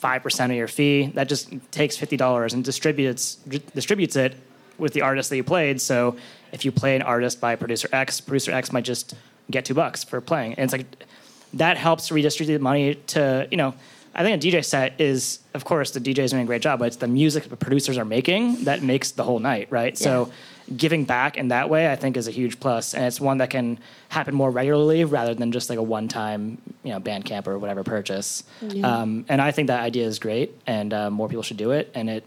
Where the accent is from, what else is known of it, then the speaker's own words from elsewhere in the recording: New York City, New York, United States; And then you see that as a New Yorker and you're like, what?